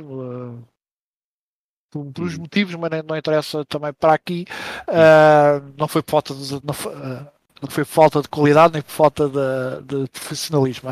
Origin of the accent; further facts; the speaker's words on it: Mafra, Lisbon, Portugal; eu também sou de Mafra